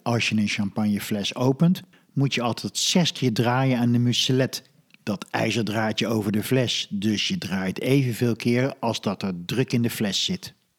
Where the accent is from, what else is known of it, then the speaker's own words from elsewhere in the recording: Netherlands; als Hollander